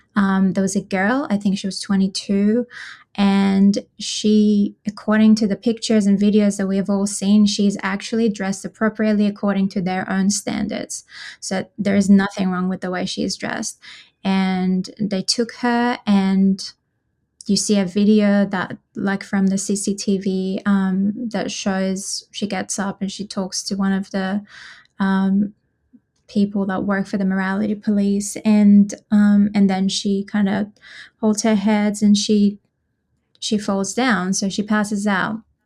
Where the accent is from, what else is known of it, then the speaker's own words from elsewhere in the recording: Tehran, Tehran Province, Iran; moved away as an adult; now in Australia; I was born and raised in Iran, um, in Tehran, and I moved to Australia when I was twenty-two.